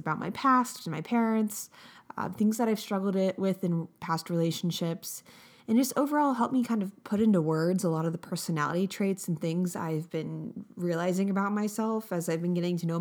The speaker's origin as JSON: {"language": "English", "region": "Florida", "country": "United States", "tie": "born or raised there", "said": "I was born in Florida"}